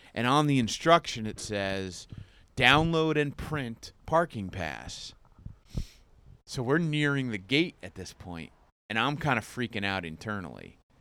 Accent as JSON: {"language": "English", "town": "Jackson", "region": "New Jersey", "country": "United States", "also_born_or_lived": "Curacao / Asbury Park, New Jersey", "said": "I'm from Jackson."}